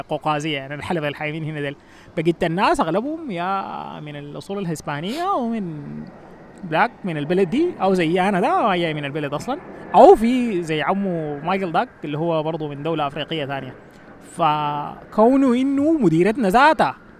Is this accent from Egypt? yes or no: no; Sudan; also born or lived in New Jersey, United States; now in United States; نحن بالنسبه لنا كسودانيين